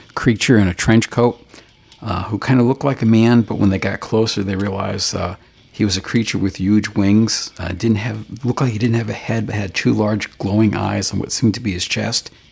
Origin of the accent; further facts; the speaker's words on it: Bristol, Connecticut, United States; there were two clock factories in my hometown, oh my which is also the home of the uh, clock museum. And uh, yeah, the, some of that, that occurred there, and there's a, a couple Superfund sites around Bristol